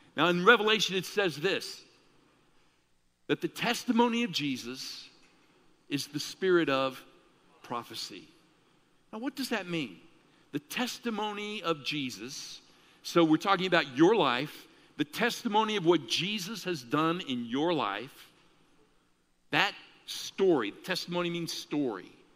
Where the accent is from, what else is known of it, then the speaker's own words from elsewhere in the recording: Chicago, Illinois, United States; I grew up in Chicago